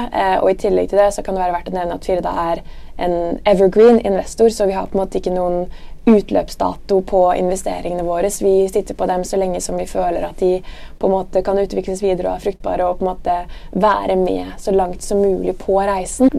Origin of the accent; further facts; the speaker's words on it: Bærum, Akershus, Norway; also born or lived in Dubai / Trondheim / Milan; Jeg kommer fra Høvik i Bærum, rett utenfor Oslo